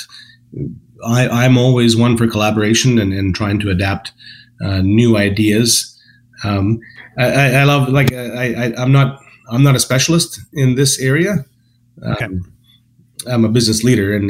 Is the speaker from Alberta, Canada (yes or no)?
yes; Calgary, Alberta, Canada; also born or lived in West Coast; now in Calgary, Canada; I grew up in Calgary, and then after when I got married, I moved to the West Coast